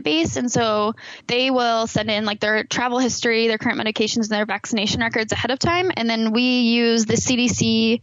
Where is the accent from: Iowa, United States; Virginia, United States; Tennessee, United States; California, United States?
Iowa, United States; Iowa City; I grew up in the Iowa City area